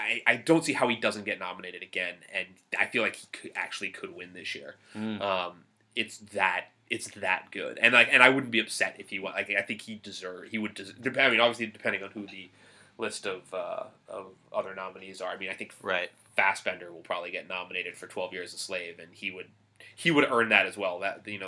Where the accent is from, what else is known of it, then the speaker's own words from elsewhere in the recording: Boston, Massachusetts, United States; especially when I was, like, growing up, it's like, I'd meet people and they wouldn't believe me when I'd say I'm from Boston because I have real.